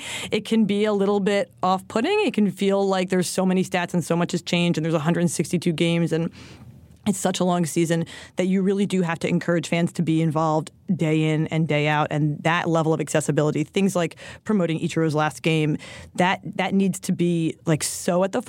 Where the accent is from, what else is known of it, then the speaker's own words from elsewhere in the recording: Philadelphia, Pennsylvania, United States; I'm from Philly